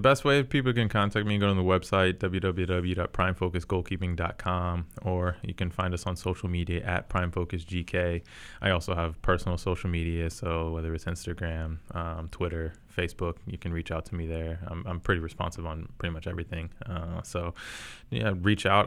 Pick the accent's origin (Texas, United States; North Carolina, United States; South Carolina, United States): North Carolina, United States; Charlotte; I am from Charlotte